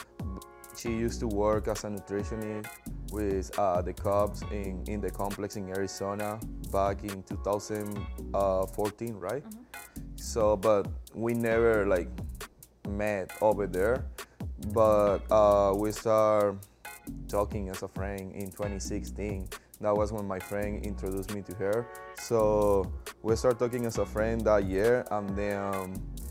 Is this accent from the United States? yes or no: no; Venezuela; moved away; growing up playing baseball back home in Venezuela.